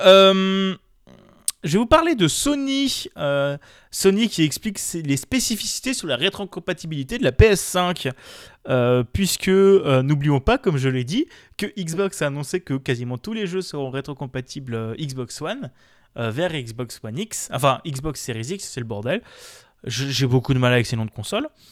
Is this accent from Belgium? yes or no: no; France; on est français